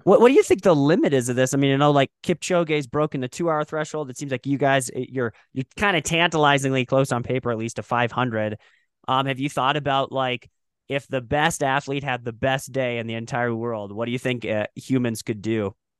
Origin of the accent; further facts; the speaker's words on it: Moorhead, Minnesota, United States; I grew up in Moorhead, Minnesota.